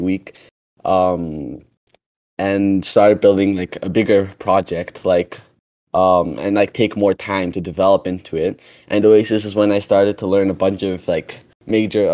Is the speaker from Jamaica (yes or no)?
no; Canada; also born or lived in Ethiopia; I'm a 13-year-old from Canada, and I was originally born from Ethiopia. I came to Canada when I was 4, and now I'm 13